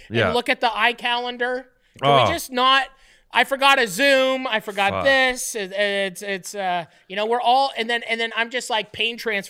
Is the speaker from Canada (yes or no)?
yes; Canada; Being Canadian is the greatest. Being Canadian, if I wasn't Canadian, none of this would work because no one would believe me.